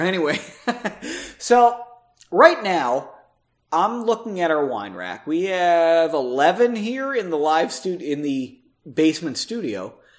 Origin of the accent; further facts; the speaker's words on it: United States; as an American citizen